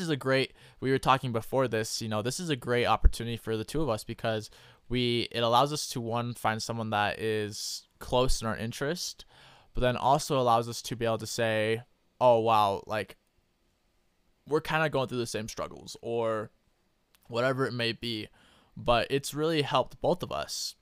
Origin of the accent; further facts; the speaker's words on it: Idaho, United States; I'm from Idaho